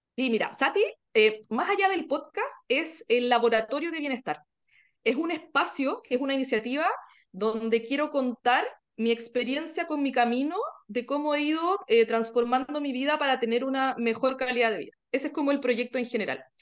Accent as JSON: {"language": "Spanish", "country": "Chile", "said": "soy chilena"}